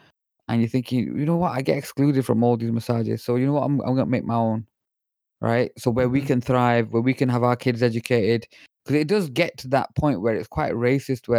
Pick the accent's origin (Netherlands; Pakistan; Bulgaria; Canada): Pakistan; I'm Pakistani myself